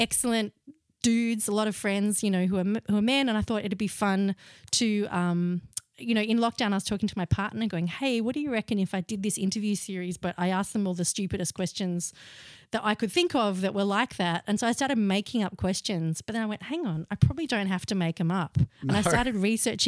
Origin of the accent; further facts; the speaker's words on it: Melbourne, Victoria, Australia; I grew up in West Brunswick before it was the chic suburb it is now.